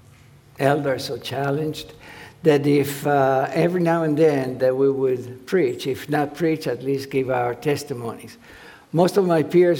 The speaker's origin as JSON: {"language": "English", "country": "Argentina", "tie": "born or raised there", "second_language": "English", "moved": "as an adult", "lives_now": "United States", "said": "I grew up in Argentina"}